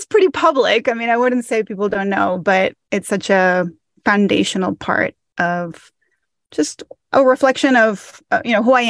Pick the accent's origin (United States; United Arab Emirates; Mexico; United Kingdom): Mexico; So I grew up in Mexico and I moved. My dad worked in the port industry in Mexico.